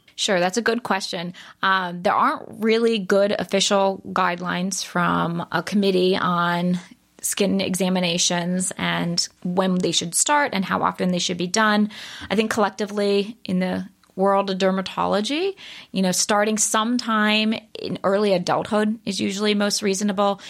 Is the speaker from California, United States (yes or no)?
no; Baltimore, Maryland, United States; I grew up in Baltimore.